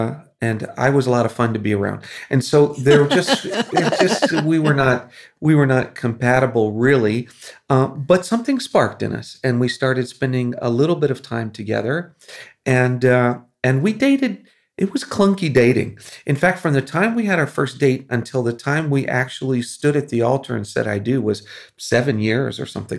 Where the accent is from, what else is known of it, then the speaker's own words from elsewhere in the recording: Philippines; Well, it was growing up in the Philippines. The reason we were there was because my parents were missionaries